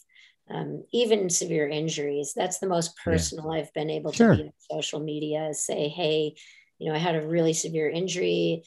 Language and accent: English; northern Montana, United States; moved away; I grew up predominantly in Montana. In northern Montana.